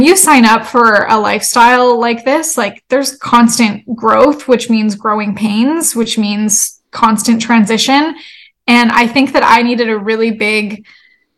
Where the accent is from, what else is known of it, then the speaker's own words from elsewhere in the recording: Canada; moved away as an adult; now in United States; I'm Canadian and I moved to the States